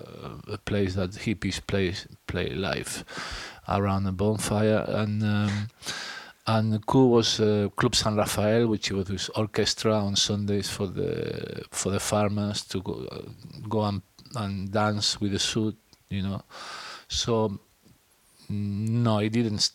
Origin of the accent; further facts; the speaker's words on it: France; I grew up in France